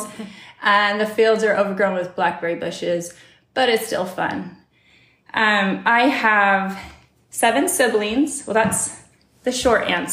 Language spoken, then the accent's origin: English; Olympia, Washington, United States; also born or lived in California; I grew up in Olympia, Washington. I was born in California, but we didn't live there long